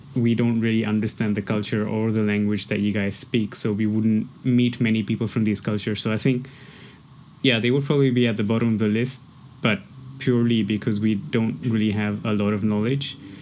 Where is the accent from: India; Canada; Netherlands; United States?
India; now in Hong Kong